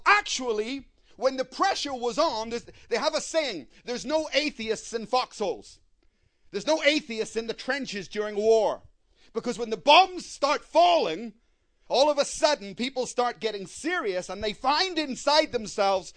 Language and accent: English; Belfast, Northern Ireland, United Kingdom; I come from Belfast. I heard many bombs in my life